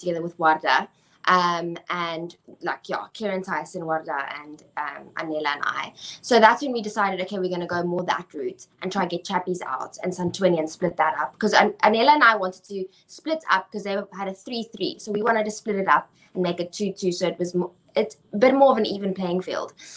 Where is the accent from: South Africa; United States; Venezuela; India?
South Africa